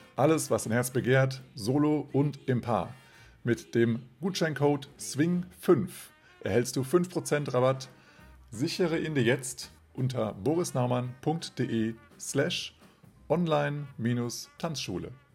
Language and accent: German; Kassel, Hesse, Germany; Kassel, meiner Geburtsstadt